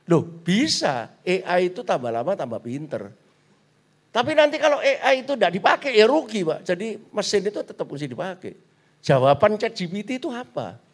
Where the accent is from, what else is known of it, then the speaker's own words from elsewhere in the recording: Surabaya, East Java, Indonesia; Nek kita ini kan Chinese Surabaya pak. Wis Chinese Katolik lagi.